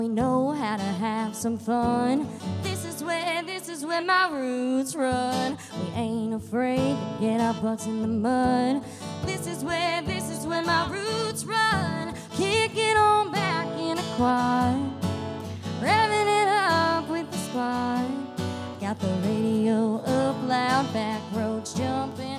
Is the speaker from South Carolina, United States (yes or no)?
yes; South Carolina, United States; I was raised in South Carolina